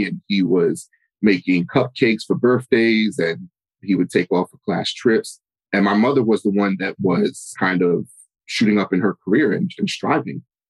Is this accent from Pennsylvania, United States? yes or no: no; New York City, New York, United States; I'm New York, Brooklyn, born and raised. So I'm a New Yorker for life